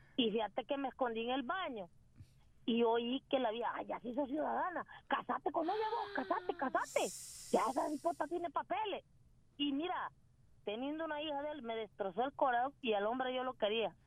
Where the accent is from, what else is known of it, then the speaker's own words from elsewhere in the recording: Honduras; now in United States; yo soy hondureña 100%